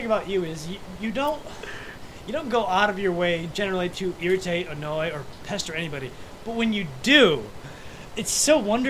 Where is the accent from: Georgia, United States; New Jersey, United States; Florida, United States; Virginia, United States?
Florida, United States; Miami; because I'm from Miami.